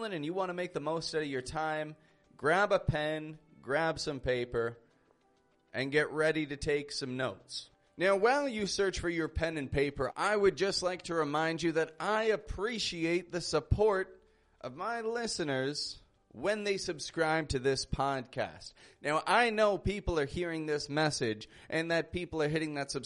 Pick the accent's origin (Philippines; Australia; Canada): Canada; Toronto, Ontario; now in Mexico; I'm from Toronto, Canada, and I live in Mexico at the moment